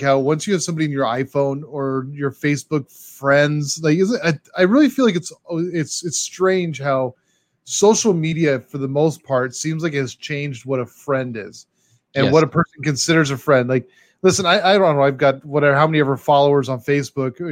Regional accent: Glendora, California, United States; also born or lived in San Dimas, California; my hometown of Glendora, California, dude. That's where I was born in San Dimas, but it's where I grew up, was in Glendora

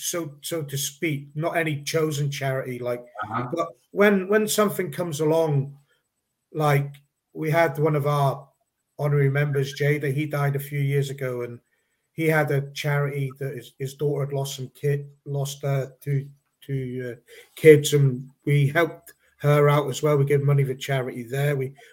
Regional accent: Northern Ireland, United Kingdom; We are all loyalists. We all support the loyalist cause in Northern Ireland. We're fiercely British, British.

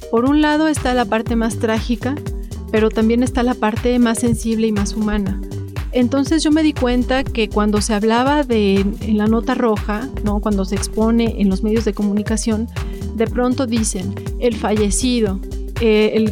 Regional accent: Puebla, Mexico; born there; Bueno, yo nací en Puebla, me defino muy, muy poblana.

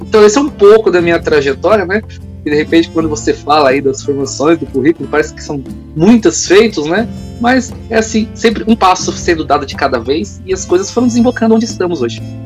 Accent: Diadema, São Paulo, Brazil; also born or lived in Campinas; eu ingressei no cargo aqui em Diadema, que é a minha cidade natal

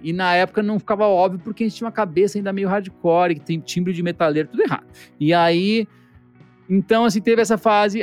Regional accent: Brazil; enquanto brasileiro

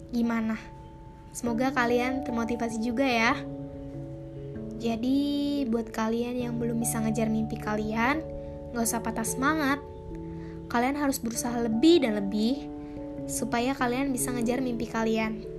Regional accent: Jakarta, Indonesia; Asal aku dari Jakarta.

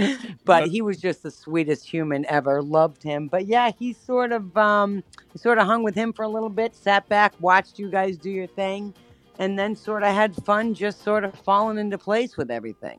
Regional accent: Boston, Massachusetts, United States; And I said, "Boston."

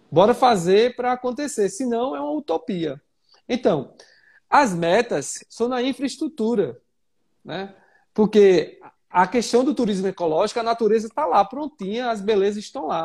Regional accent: Gravatá, Pernambuco, Brazil; Eu sou de Gravatar, todo mundo sabe, a revista nasceu lá.

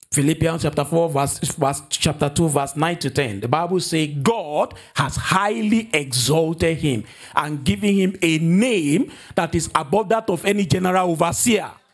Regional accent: Nigeria; moved away; my home country, Nigeria

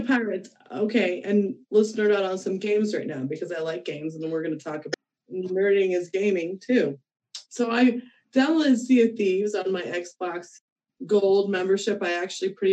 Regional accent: Midwest, United States; I'm from the Midwest

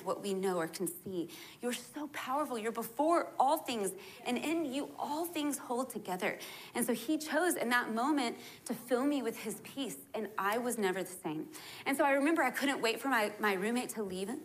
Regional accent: Texas, United States; I was born in Texas

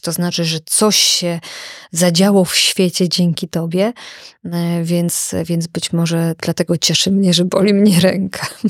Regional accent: village in the Jaworzyna Krynicka range, Lesser Poland, Poland; moved away as an adult; also born or lived in Kraków; zamieszkałam we wsi, która jest nad moją rodzinną wsią. I to jest e, takie piękne miejsce w paśmie Jaworzyny Krynickiej

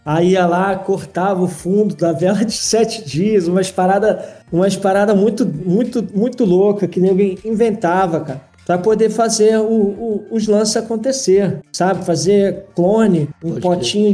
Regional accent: Rio de Janeiro, Brazil; moved away as an adult; now in Germany; eu morava no Rio, né? Ah, eu sou carioca

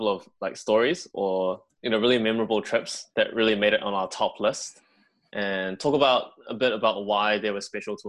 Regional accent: New Zealand; growing up in New Zealand

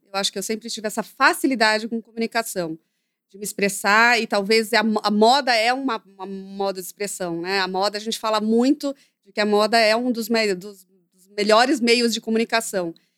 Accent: Brazil; eu nasci no Brasil

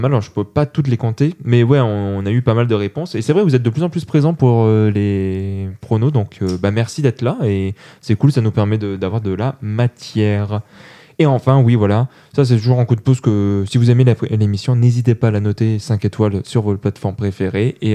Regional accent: Toulouse, Occitania, France; je le je suis toulousain. Je le fais très mal parce que j'ai pas d'accent.

